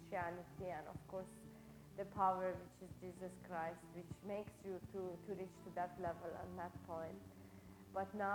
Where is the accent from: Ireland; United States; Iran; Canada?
Iran; moved away; I'm from Iran.